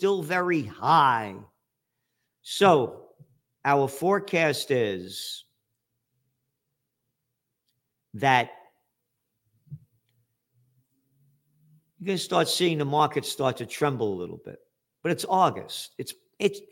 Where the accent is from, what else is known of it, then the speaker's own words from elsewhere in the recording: United States; I'm an American